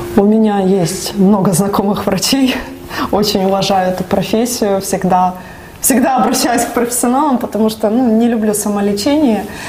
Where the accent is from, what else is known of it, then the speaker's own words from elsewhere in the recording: Donetsk, Donetsk Oblast, Ukraine; Я родилась в Донецке